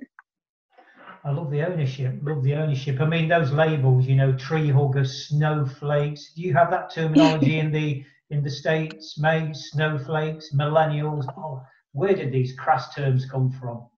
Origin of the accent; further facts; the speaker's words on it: Nottingham, East Midlands, United Kingdom; my hometown of Nottingham